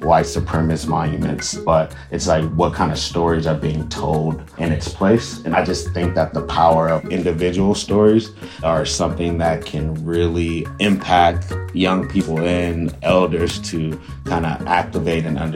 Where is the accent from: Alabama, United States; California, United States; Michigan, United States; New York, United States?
California, United States; Oakland; I grew up in West Oakland.